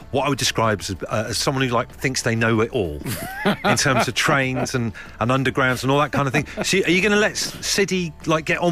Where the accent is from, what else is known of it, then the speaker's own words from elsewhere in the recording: West Country, South West England, United Kingdom; I've been to Wookie Hole a couple of times growing up in the West Country